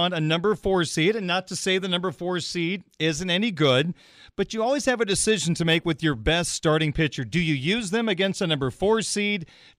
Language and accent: English; Illinois, United States; Now, Danny, I grew up in Central Illinois in Big Ten country